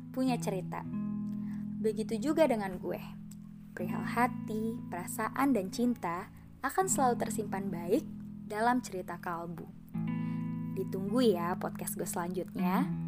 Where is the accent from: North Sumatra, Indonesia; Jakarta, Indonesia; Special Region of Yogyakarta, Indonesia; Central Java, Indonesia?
Jakarta, Indonesia; moved away as an adult; now in Padang, Indonesia; Gue lahir di Jakarta 12 Agustus 2001